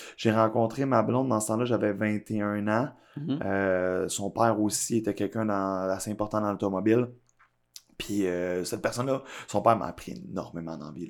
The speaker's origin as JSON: {"language": "French", "town": "Blainville", "region": "Quebec", "country": "Canada", "tie": "born or raised there", "also_born_or_lived": "Laval", "lives_now": "Laurentides, Canada", "said": "je suis né à Laval, j'ai grandi une majorité de mon enfance aussi à Blainville"}